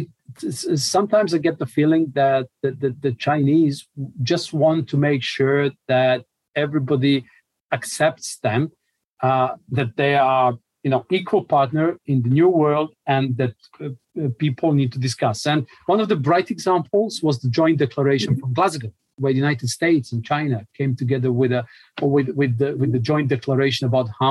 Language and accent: English; Montenegro; I come from Montenegro